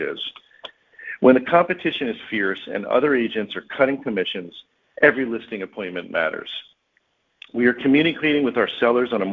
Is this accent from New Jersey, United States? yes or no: yes; Bloomfield, New Jersey, United States; I grew up in Bloomfield, New Jersey, exit 151